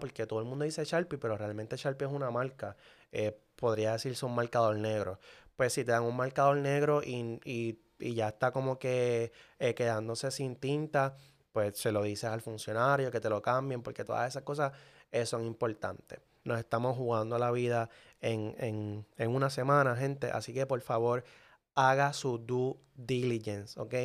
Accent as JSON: {"language": "Spanish", "town": "Manatí", "country": "Puerto Rico", "said": "Manatí, que es mi pueblo, es un pueblo pequeño"}